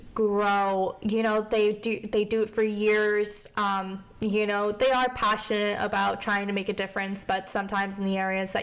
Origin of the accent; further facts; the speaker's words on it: Scranton, Pennsylvania, United States; moved away as an adult; also born or lived in Morgantown, West Virginia; I am originally from Scranton, Pennsylvania, so if you like The Office, that is where I'm from